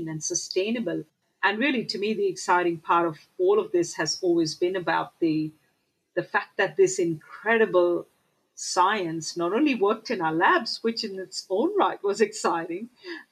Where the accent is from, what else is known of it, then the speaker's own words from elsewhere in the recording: Mumbai, Maharashtra, India; moved away; I remember growing up in Mumbai